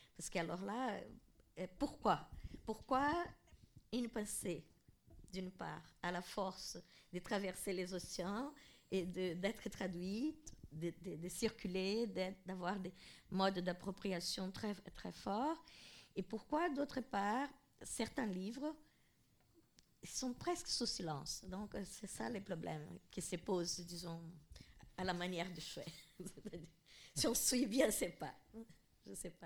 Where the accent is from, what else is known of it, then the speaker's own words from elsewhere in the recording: Mato Grosso, Brazil; moved away; là où je suis née, au Mato Grosso